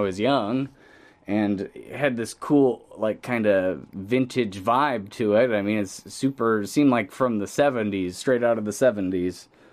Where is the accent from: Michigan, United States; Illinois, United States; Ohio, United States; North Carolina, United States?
Illinois, United States; Pontiac; we're both Pontiac, Illinois natives